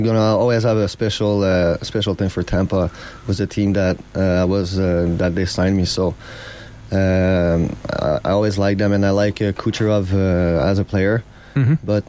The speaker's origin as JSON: {"language": "English", "town": "Montreal", "region": "Quebec", "country": "Canada", "said": "I'm from Montreal."}